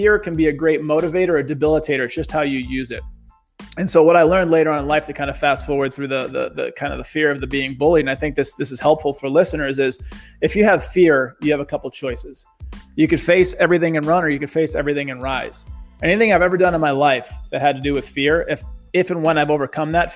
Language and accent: English; Boston, Massachusetts, United States; growing up in the town of East Boston